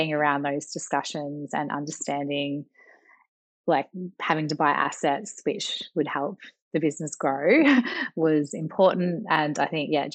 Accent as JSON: {"language": "English", "town": "Leongatha", "region": "Victoria", "country": "Australia", "tie": "born or raised there", "said": "I grew up on a farm down in South Gippsland, a town called Leongatha."}